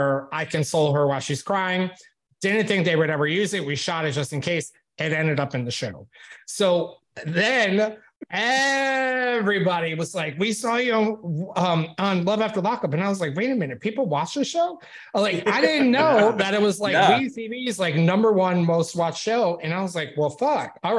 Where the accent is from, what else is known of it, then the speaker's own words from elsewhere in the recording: upstate New York, United States; my hometown of upstate New York